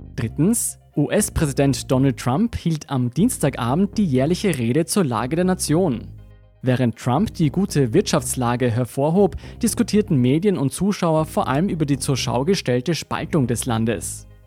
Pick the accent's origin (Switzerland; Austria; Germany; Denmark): Austria; bei uns in Österreich